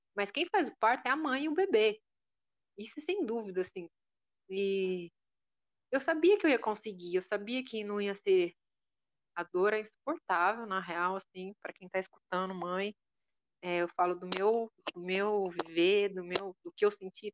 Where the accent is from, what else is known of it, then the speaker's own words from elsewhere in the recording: interior of São Paulo, Brazil; now in Florianópolis, Brazil; eu vim do interior de São Paulo, né? E é outro tipo de vivência, é outro tipo de criação. Eu acho que eu moro em Florianópolis